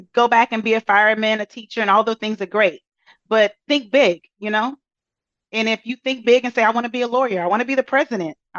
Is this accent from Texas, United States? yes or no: yes; Brazoria, Texas, United States; I am from a small town outside of Houston. I normally say Houston because it's easier, but my population was about 4,000 people